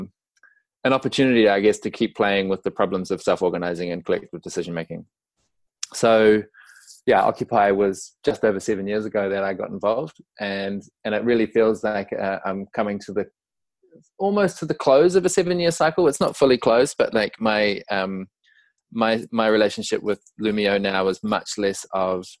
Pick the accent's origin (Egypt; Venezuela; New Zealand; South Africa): New Zealand; as your listeners may have picked up already from my accent, I'm from New Zealand, Aotearoa